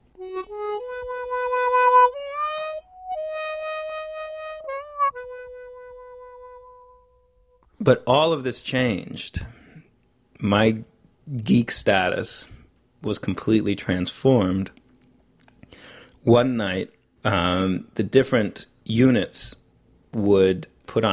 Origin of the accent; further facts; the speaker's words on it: New York City, New York, United States; I was from Greenwich Village. I had been an actor all through my childhood.